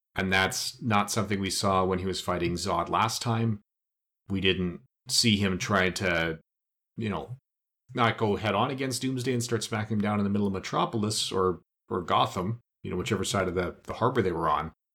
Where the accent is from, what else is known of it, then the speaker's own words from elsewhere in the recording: Canada; as a Canadian